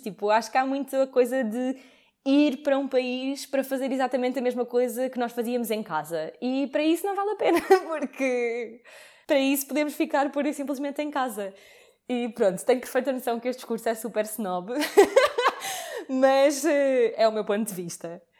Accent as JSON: {"language": "Portuguese", "region": "Lisbon", "country": "Portugal", "tie": "born or raised there", "moved": "as an adult", "said": "Eu estudei em Lisboa e sou de Lisboa e vivi toda a faculdade em casa dos meus pais"}